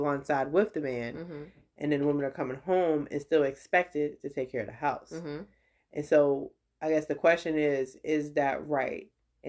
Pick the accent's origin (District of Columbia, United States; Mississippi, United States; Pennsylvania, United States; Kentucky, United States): District of Columbia, United States; Washington; I ain't from New York though. I'm from